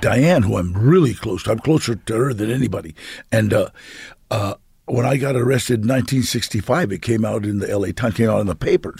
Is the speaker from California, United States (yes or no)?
yes; Los Angeles, California, United States; my family was, uh, lived on Temple S, uh, Street.